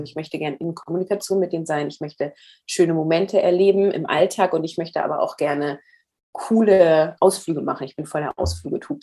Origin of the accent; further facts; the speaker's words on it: Northern Germany, Germany; Ich komme aus Norddeutschland